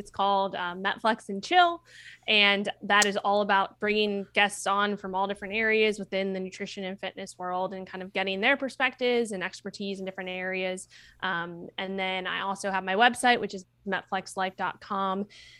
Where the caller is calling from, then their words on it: San Diego, California, United States; San Diego.